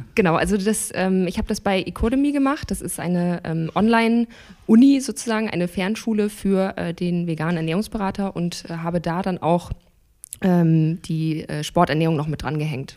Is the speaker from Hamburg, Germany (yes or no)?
yes; Hamburg, Germany; ich komme aus Hamburg, bin 30 Jahre alt